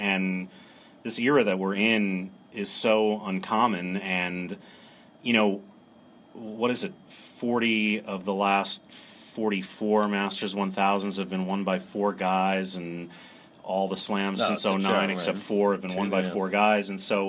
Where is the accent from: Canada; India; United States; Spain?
United States; Maryland; And I'm from Maryland, and so I followed Francis Tiafoe very closely coming out of College Park